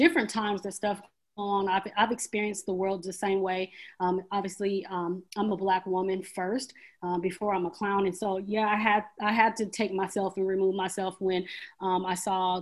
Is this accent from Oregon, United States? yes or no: yes; Portland, Oregon, United States; I grew up in Portland, one of the whitest cities